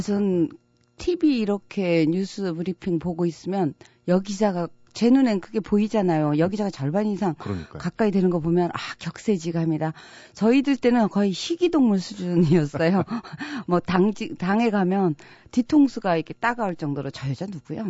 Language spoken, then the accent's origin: Korean; Jeju Island, South Korea; moved away; also born or lived in Seoul; 저는 제주도에서 태어났고요.